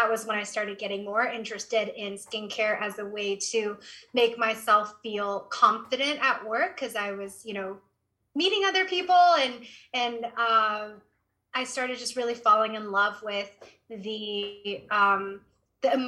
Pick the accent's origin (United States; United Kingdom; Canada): United States; Berkeley, California; I grew up in the Bay Area in Berkeley, California